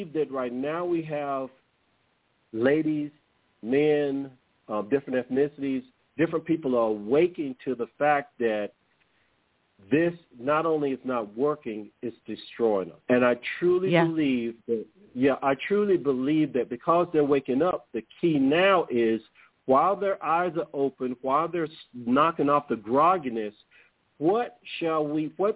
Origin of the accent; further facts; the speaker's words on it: United States; I'm from America